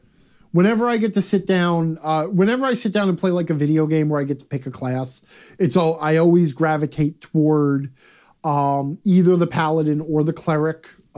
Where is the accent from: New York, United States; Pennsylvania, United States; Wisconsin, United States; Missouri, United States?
Wisconsin, United States; Manitowoc; I want to call out here in my hometown of Manitowoc, Wisconsin, we have this old-timey ice cream parlor / candy shop that has existed here for forever called Bjornsson's.